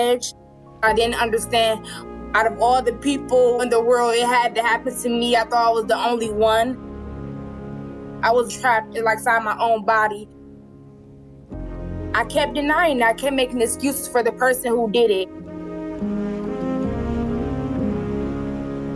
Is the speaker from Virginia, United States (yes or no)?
no; Cleveland, Ohio, United States; I'm 18 years old, and I'm from Cleveland, Ohio